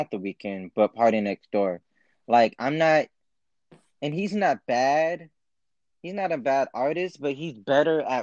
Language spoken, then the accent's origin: English; Columbus, Ohio, United States; I was born in Columbus, Ohio